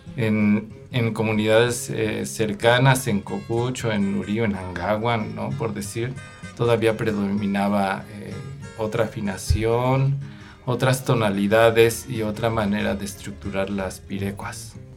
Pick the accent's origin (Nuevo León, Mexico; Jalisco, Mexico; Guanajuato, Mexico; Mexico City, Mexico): Mexico City, Mexico; Nosotros crecimos en la Ciudad de México, allá aprendimos a tocar música purépecha